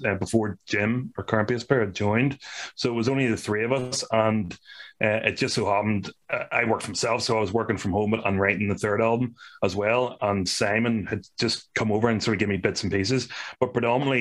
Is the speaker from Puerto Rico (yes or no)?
no; Ireland; we are from Ireland